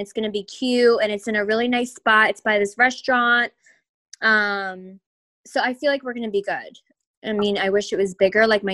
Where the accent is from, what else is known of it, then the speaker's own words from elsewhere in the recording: Beacon, New York, United States; moved away; when I'm home, when I'm in my hometown